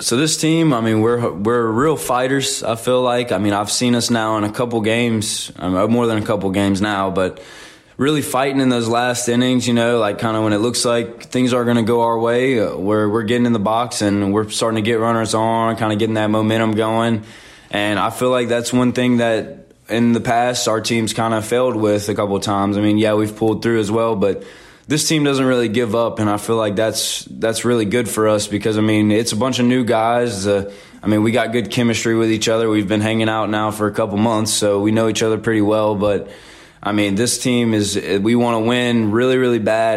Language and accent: English; Zachary, Louisiana, United States; moved away as an adult; now in Hattiesburg, United States; I'm from Zachary, Louisiana, which is about 15 minutes north of Baton Rouge